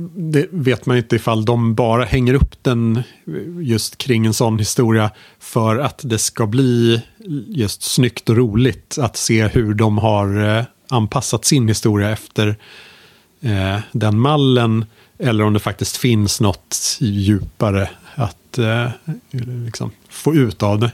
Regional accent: Sweden; som liten svensk

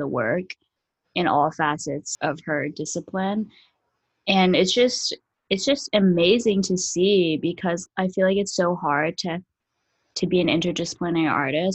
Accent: Philadelphia, Pennsylvania, United States; I am from Philly

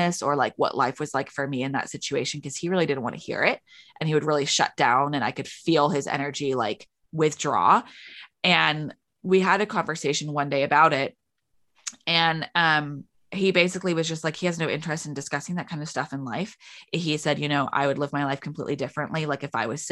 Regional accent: United Kingdom; we're both British

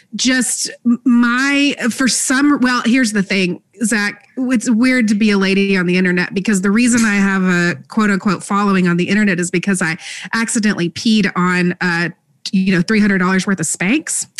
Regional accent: Texas, United States; now in Alabama, United States; I grew up in Texas

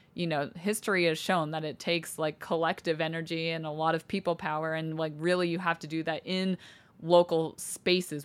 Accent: Cody, Wyoming, United States; moved away; also born or lived in Salt Lake City, Utah; people I went to school with, people my mom was friends with in Cody, Wyoming

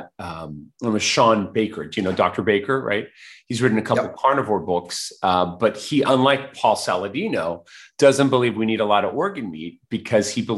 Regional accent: Mexico City, Mexico; I was born in Mexico City

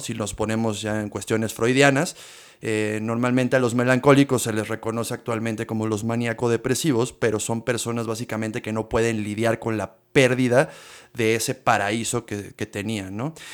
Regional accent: Mexico; nosotros como mexicanos

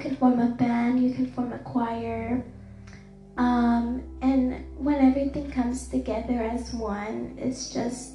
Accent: Dallas, Texas, United States; I have grew up in the city of Dallas, and it's my hometown

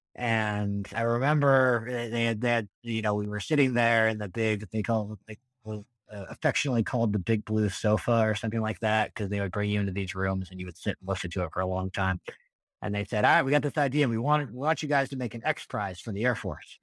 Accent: Colorado, United States; moved away as an adult; also born or lived in Massachusetts; I grew up in in Colorado

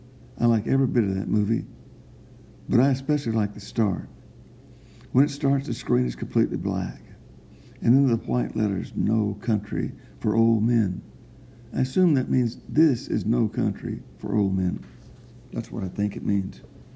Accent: Texas, United States; I'm from the East Texas, civilized Indian country.

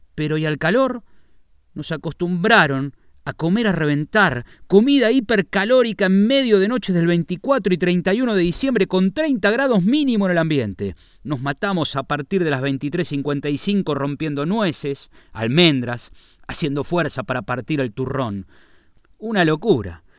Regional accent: Argentina; moved away as an adult; now in Spain; en mi país

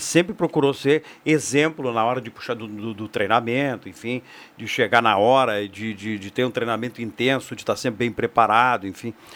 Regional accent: Brazil; Nós, como brasileiros

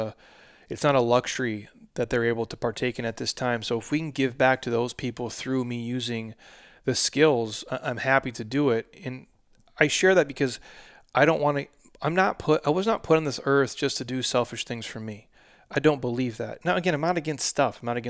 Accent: Midwest, United States; I'm a dude from the Midwest who doesn't know shit about fashion.

